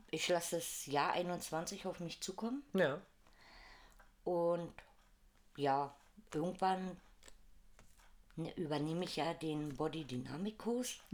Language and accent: German; Königs Wusterhausen, Brandenburg, Germany; also born or lived in Lichtenberg, Berlin; now in Berlin, Germany; ich bin zwar in Brandenburg geboren und seit 1980 lebe ich hier